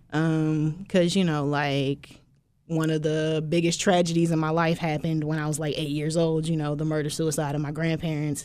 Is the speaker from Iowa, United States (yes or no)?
no; Philadelphia, Pennsylvania, United States; also born or lived in Willingboro, New Jersey; now in Baton Rouge, United States; I was born in Philly, raised there most of my life